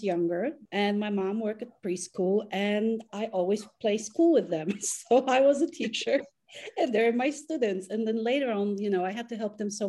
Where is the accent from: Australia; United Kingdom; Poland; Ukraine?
Poland; now in Florida, United States; I am originally from Poland, but I live in the States and I've been in Florida for over 15 years.